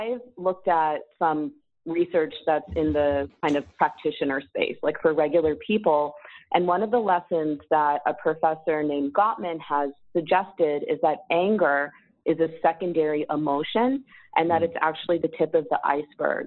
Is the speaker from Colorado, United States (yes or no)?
no; San Diego, California, United States; moved away; also born or lived in Philadelphia, Pennsylvania; I grew up in San Diego